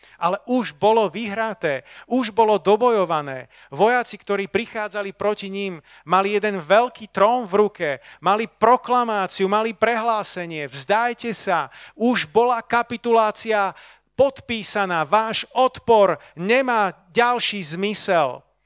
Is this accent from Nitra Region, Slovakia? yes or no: no; Bratislava, Bratislava Region, Slovakia; ja som tu z Bratislavy